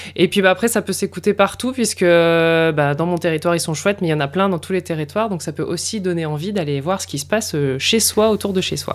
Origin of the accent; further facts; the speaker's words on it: Lille, Hauts-de-France, France; moved away as an adult; also born or lived in Paris; now in Vaucluse, France; je suis effectivement originaire du nord de la France, de l'île dans les Hauts-de-France